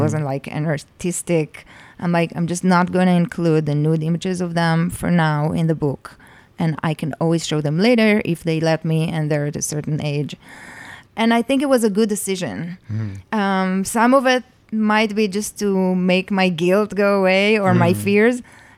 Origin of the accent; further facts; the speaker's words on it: Jerusalem, Jerusalem District, Israel; In Jerusalem.